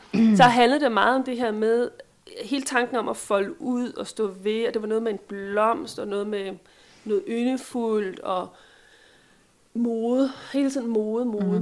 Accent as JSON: {"language": "Danish", "country": "Denmark", "said": "vi er som danskere"}